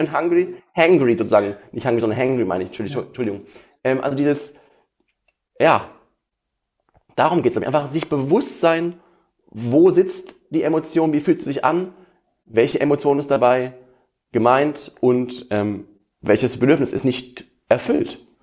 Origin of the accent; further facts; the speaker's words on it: Essen, North Rhine-Westphalia, Germany; ich komme aus Essen